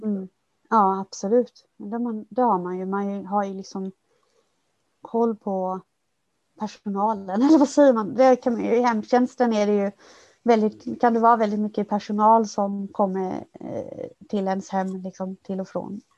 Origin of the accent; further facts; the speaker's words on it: Kalmar County, Sweden; moved away as an adult; now in Stockholm, Sweden; jag kom ju från, från Öland från början